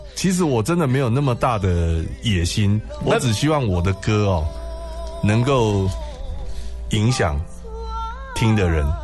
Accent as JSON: {"language": "Chinese", "town": "Taichung", "country": "Taiwan", "moved": "yes", "said": "我是台中人啊，所以我要回去台中办一场"}